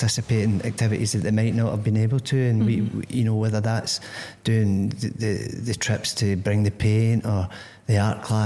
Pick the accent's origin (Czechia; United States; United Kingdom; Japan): United Kingdom; Greenock, Scotland; moved away as an adult; now in Corby, United Kingdom; I come from Greenock, which isn't here. Mm-hmm. You know, it's 400 miles away in the west coast of Scotland